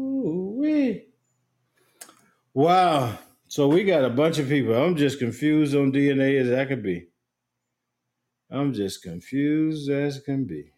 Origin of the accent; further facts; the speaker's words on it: Asheboro, North Carolina, United States; now in Washington, United States; I am a junior in college and currently live in Central Washington, but I was born and raised in Asheboro, North Carolina.